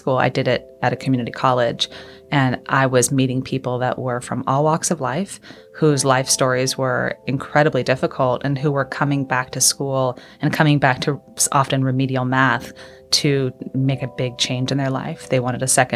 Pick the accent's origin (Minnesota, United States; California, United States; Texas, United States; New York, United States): California, United States; West Coast; moved away as an adult; also born or lived in Kentucky; I am from the West Coast originally, but I was living in Kentucky, going to Western Kentucky University